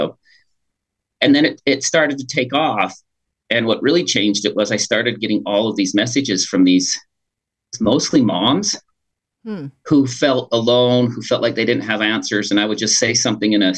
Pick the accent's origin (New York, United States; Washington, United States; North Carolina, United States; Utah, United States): Utah, United States; Pleasant Grove; also born or lived in Green River, Wyoming / Logan, Utah; We moved from Green River, Wyoming to Pleasant Grove there in Utah County.